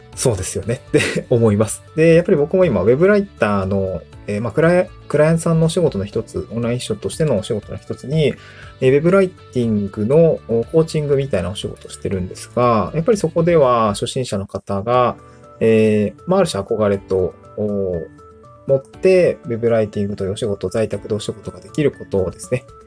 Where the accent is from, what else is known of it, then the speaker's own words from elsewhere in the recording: Niigata, Japan; moved away as an adult; also born or lived in Aomori / Tokyo; now in Awaji Island, Japan; もともとの生まれは新潟